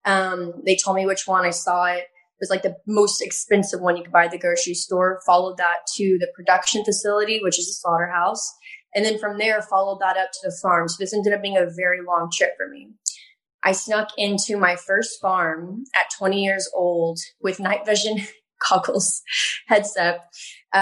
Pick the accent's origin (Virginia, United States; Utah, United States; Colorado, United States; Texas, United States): Texas, United States; So I am from Texas. I'm from a really small town in Texas. And I grew up having a really strong connection with animals